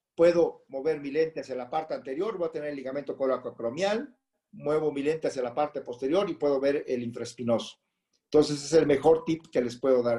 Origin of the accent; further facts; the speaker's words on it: Puerto Escondido, Oaxaca, Mexico; moved away as an adult; now in Mexico City, Mexico; soy nacido en la Ciudad de México y a la edad de nueve años nos fuimos a radicar a Puerto Escondido, Oaxaca